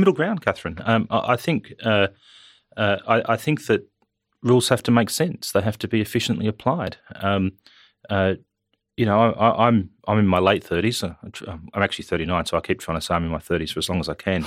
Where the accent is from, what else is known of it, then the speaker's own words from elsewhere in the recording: Wyong, New South Wales, Australia; moved away as an adult; also born or lived in Canberra; now in Western Australia, Australia; I grew up in New South Wales on the Central Coast. I grew up in Wyong, went to Wyong High School.